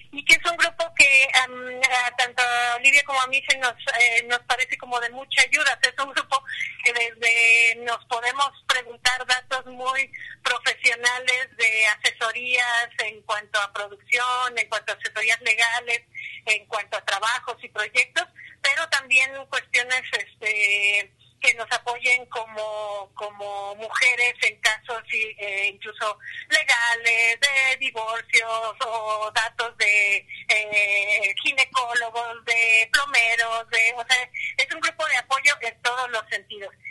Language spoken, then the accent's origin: Spanish; Guadalajara, Jalisco, Mexico; moved away as an adult; now in Mexico City, Mexico; soy, de Guadalajara, hace año y medio, dos años me vine a vivir aquí en México